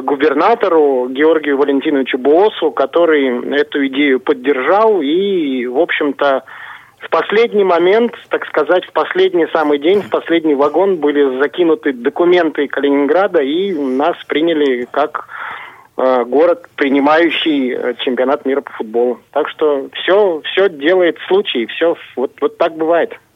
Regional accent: Kazakhstan; moved away; Казахстан является ну, родной для меня республикой

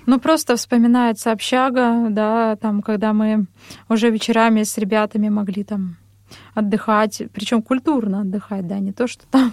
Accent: Ozyorsk, Chelyabinsk Oblast, Russia; also born or lived in Vishnevogorsk / Verkhnyaya Pyshma / Kursk; now in Moscow, Russia; я родом из Челябинской области, э, город Озерск. Позже переехали в поселок Вишневогорск

